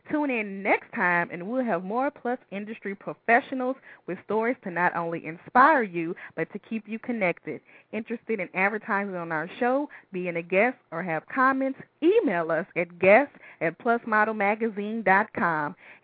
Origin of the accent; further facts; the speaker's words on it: Baton Rouge, Louisiana, United States; accent: country; I'm from Baton Rouge.